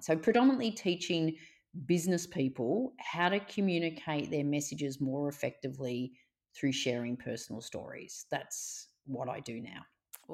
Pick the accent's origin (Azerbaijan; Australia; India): Australia; Melbourne, Victoria; I grew up in Melbourne, so I've gr-, lived and worked in Melbourne all my life. I grew up in a suburb, you know, called Reservoir